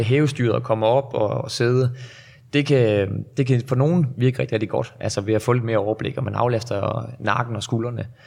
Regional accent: North Jutland, North Denmark Region, Denmark; moved away; Jeg er jo oprindelig fra Nordjylland

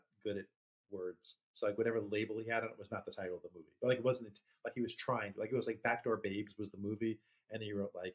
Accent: New York, United States; I was from New York

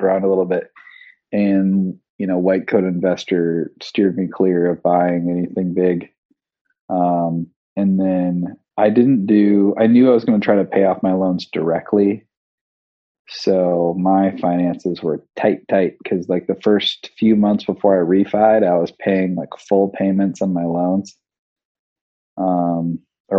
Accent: West Michigan, United States; also born or lived in Royal Oak, Michigan; I grew up in West Michigan

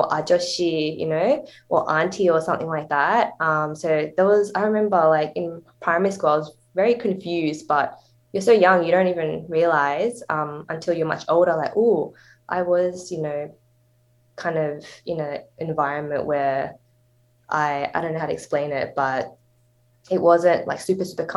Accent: Sydney, New South Wales, Australia; I grew up in a pretty Asian area

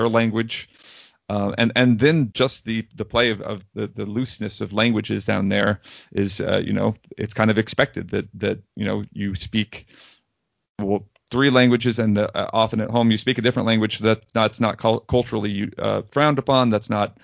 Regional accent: United States; As a white American

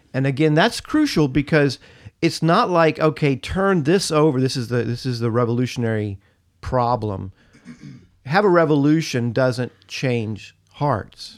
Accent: United States; being an American and being proud to be an American

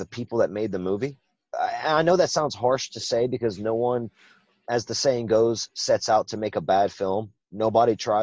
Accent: Louisiana, United States; accent: Cajun; I'm from Louisiana

